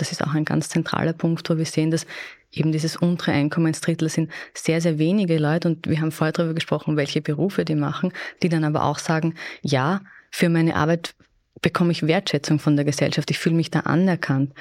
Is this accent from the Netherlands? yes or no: no; Austria; bei uns in Österreich